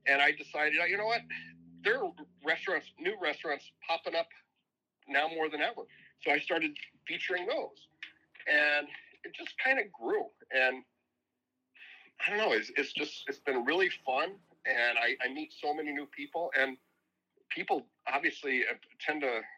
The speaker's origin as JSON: {"language": "English", "region": "Indiana", "country": "United States", "moved": "yes", "said": "I'm from Indiana. I've always loved Indiana basketball. I grew up watching it."}